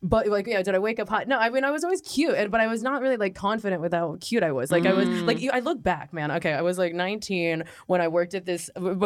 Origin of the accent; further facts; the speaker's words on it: the Bay Area, California, United States; moved away as an adult; now in Los Angeles, United States; I'm from the Bay